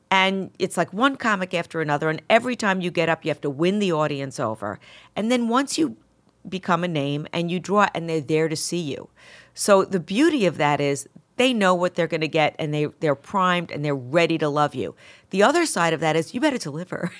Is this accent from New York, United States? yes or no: yes; Mount Vernon, New York, United States; accent: Bronx; also born or lived in Bronx; most people that, that I grew up with in Mount Vernon were Bron-, uh, our parents were from the Bron-, you know, it was Bronx transplants into Mount Vernon, so it's the same accent